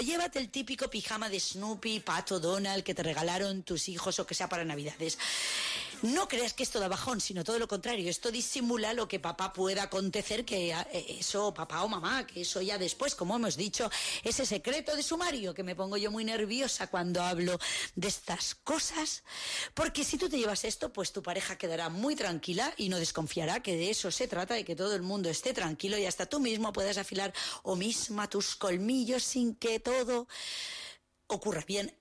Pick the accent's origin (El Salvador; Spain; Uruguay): Spain; yo soy española